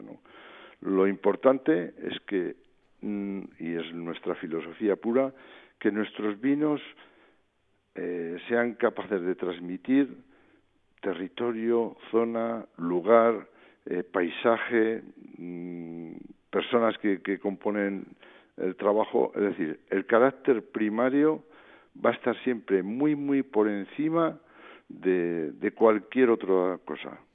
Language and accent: Spanish; San Vicente de la Sonsierra, La Rioja, Spain; nosotros somos de San Vicente de la Sonsierra